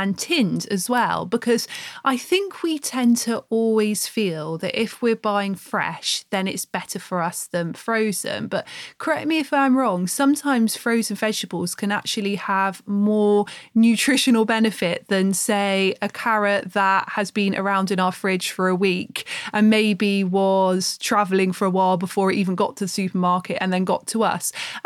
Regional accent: Plymouth, South West England, United Kingdom; moved away as an adult; now in Bath, United Kingdom; I grew up in Devon too

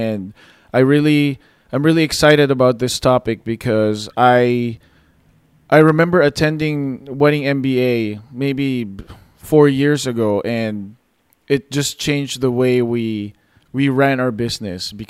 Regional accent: Philippines; I'm Filipino

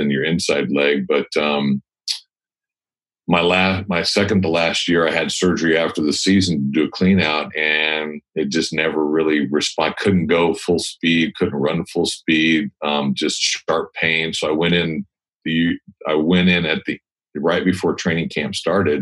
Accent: California, United States; I grew up in California, went to USC

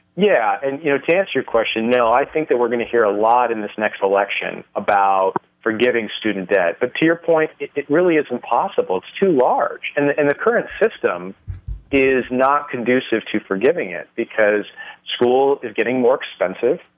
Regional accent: Los Angeles, California, United States; moved away as an adult; now in Las Vegas, United States; I was raised, uh, born and raised in California

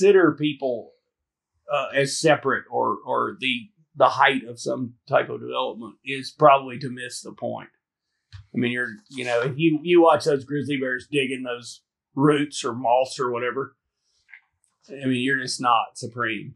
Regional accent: Alabama, United States; moved away as an adult; I grew up in Alabama

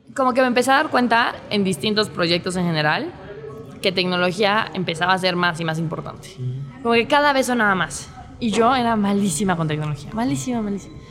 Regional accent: Mexico City, Mexico; soy de Ciudad de México

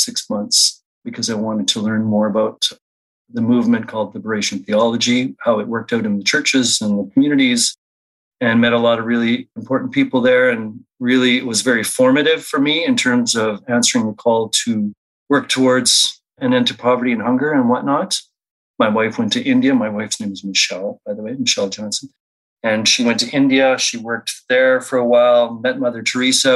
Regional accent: Saskatchewan, Canada; now in Winnipeg, Canada; I grew up mostly in Saskatchewan, Treaty 4 territory

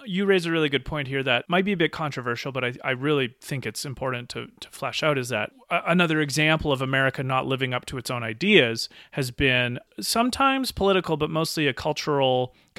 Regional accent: British Columbia, Canada; born there; who was born in British Columbia

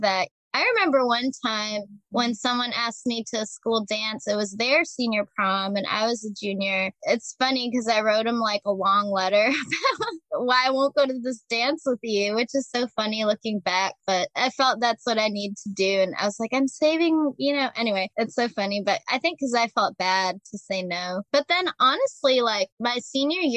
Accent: Chicago, Illinois, United States; I'm from Chicago originally

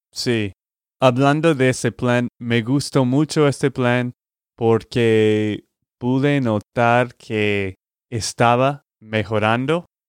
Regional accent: Texas, United States; de Texas, Estados Unidos

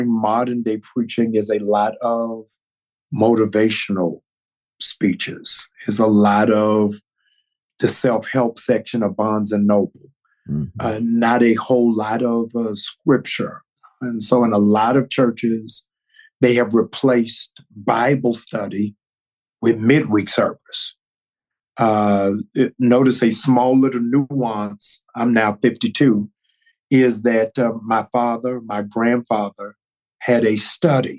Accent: Baltimore, Maryland, United States; also born or lived in Georgia; now in Atlanta, United States; I'm from Baltimore

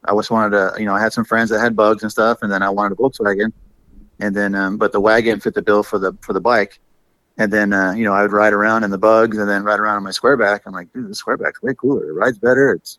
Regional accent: California, United States; Oh, yeah. Been here all my life.

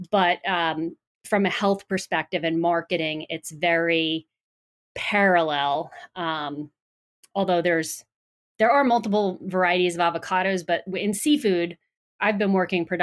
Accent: Long Island, New York, United States; moved away as an adult; also born or lived in Boston; originally from New York, if you couldn't tell by my accent, uh, grew up on Long Island on the coast, and uh, went to school in New York

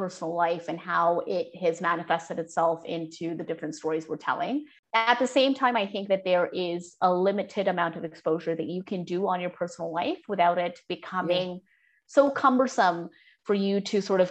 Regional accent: Canada; as a Canadian South Asian who comes from immigrant parents

